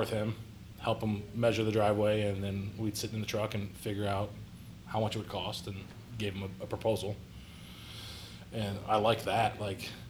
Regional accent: Perry, Ohio, United States; also born or lived in Columbus, Ohio; graduated high school, a little town called Perry, east of Cleveland

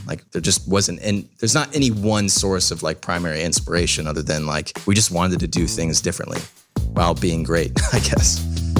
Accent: Southern California, United States; moved away as an adult; also born or lived in Washington; now in Columbus, United States; I'm actually from Southern California.

